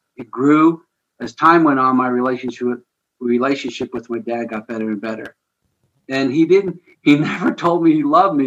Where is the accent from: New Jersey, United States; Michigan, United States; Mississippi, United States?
New Jersey, United States; outside New York City; now in St. Louis, United States; I grew up just outside of New York City in New Jersey, basically Metro New York City. I lived at the entrance to the Lincoln Tunnel